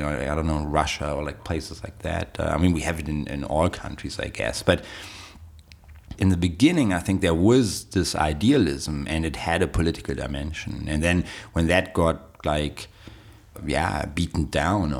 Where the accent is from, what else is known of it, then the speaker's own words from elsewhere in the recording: Berlin, Germany; I went to raves in Berlin, that's where I grew up. I was born in West Berlin